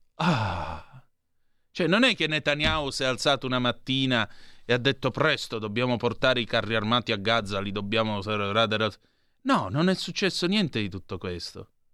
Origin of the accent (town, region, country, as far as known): Calabria, Italy